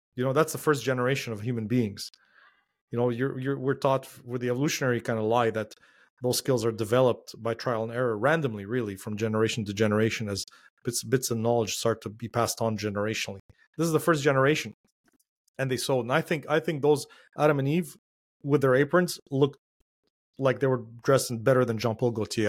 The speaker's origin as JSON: {"language": "English", "country": "Lebanon", "tie": "born or raised there", "moved": "yes", "said": "the ones that I grew up with in Lebanon"}